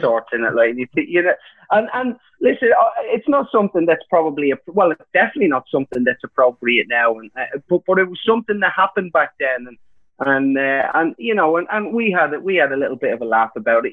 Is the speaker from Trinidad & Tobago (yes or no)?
no; Ireland; me being Irish